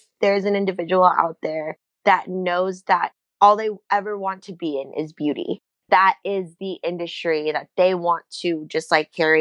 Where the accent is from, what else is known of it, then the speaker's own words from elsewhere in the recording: California, United States; moved away as an adult; also born or lived in New York; I'm definitely a California girl, true and true.